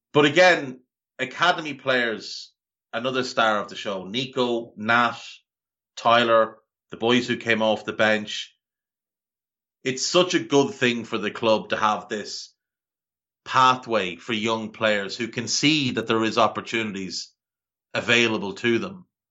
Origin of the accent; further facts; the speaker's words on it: Ireland; growing up in Ireland